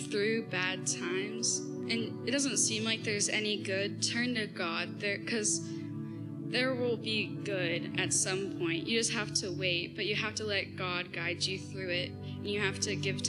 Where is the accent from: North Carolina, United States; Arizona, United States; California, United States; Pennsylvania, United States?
Pennsylvania, United States; Chambersburg; also born or lived in Hanover, Pennsylvania; about 8 months ago, I abruptly moved from my mom's house over to my dad's house in Hanover. And I grew up in Chambersburg.